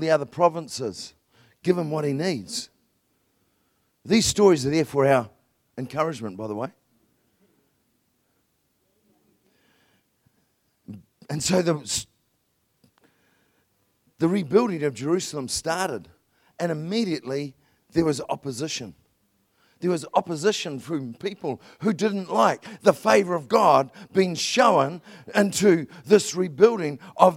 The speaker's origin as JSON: {"language": "English", "country": "New Zealand", "said": "I'm a Kiwi"}